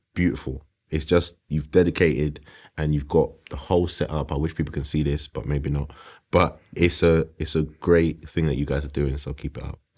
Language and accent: English; London, United Kingdom; I grew up on West Green Road